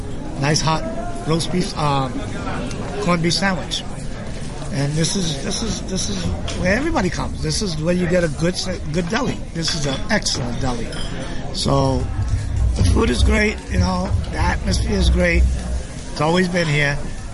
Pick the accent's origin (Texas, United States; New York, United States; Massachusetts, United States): New York, United States; New York City; I've been at Katz Deli for about 31 years. I'm a native of New York. I'm from the Bronx.